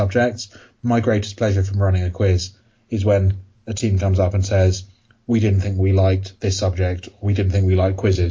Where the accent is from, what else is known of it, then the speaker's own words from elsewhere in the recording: London, United Kingdom; I am from London.